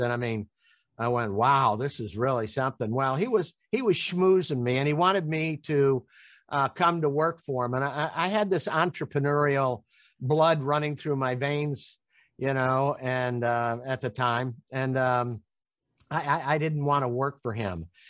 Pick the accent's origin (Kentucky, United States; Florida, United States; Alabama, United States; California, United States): Florida, United States; Tampa; I'm from Tampa, Florida.